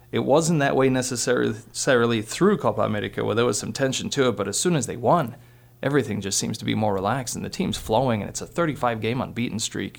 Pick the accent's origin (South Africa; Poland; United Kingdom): Poland; also born or lived in Minnesota; now in Montana, United States; being Polish, growing up in Poland, being born there